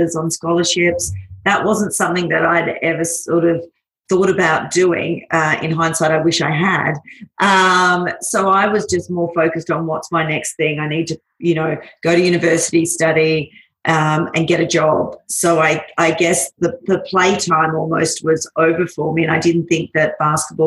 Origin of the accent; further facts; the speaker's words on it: Australia; moved away as an adult; now in Singapore; Yeah, so Australian. I have been in Singapore for 15 years. I moved up here originally for 2 years with a corporate job